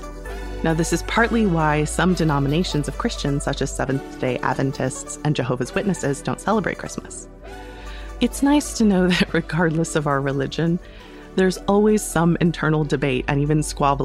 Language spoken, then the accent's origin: English; United States; As an American who attended school in the 90s and aughts